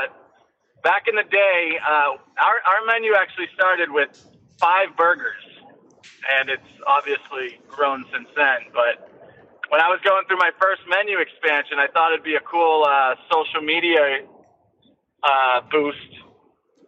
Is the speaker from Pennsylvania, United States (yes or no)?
no; Derry, New Hampshire, United States; also born or lived in Tampa, Florida; now in Chester, United States; I'm pretty much born and raised in Derry and spent 30 years there and just recently moved to Chester